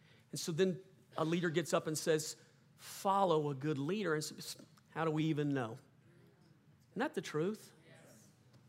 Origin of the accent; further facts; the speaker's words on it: South Louisiana, United States; I grew up in South Louisiana